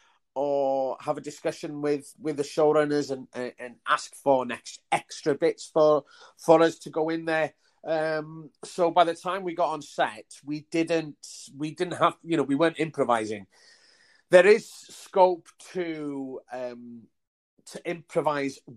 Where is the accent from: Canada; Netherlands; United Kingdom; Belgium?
United Kingdom; Wales; growing up in Wales, before mobile phones